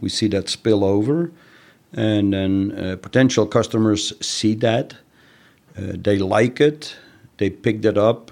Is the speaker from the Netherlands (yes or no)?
yes; Netherlands; moved away; I'm originally from the Netherlands.